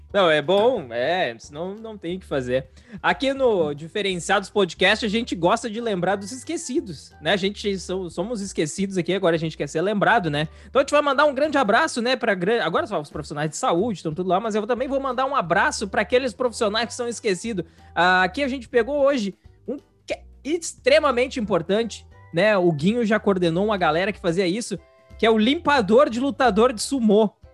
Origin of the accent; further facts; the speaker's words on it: Rio Grande do Sul, Brazil; a gente é do Rio Grande do Sul